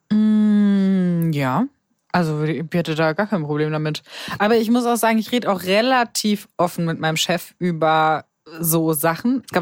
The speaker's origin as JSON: {"language": "German", "region": "Swabia", "country": "Germany", "accent": "Swabian", "said": "Aber manchmal liebe ich es einfach schwäbisch kurz zu reden. Das fühle ich mich einfach verbunden, wieder Heimat verbunden. Ja, ich komme ja aus der Pfalz."}